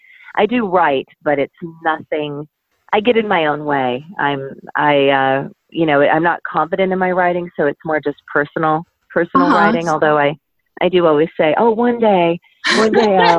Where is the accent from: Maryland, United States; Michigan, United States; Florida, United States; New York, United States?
Michigan, United States; Troy; now in Ohio, United States; a school system when I was growing up in Troy, Michigan